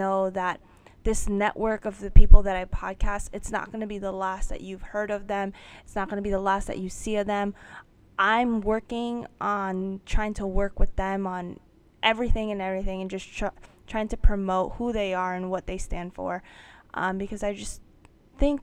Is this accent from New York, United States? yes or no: yes; New York, United States; I'm born and raised in New York